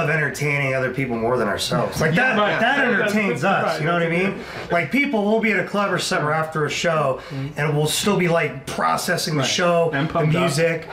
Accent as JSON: {"language": "English", "area": "Bay Area", "region": "California", "country": "United States", "tie": "born or raised there", "moved": "as an adult", "lives_now": "Las Vegas, United States", "said": "We're from the Bay Area. We went to De La Salle"}